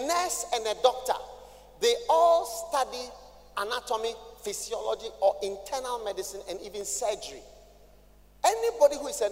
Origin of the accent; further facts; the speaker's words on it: Ghana; I'm a Ghanaian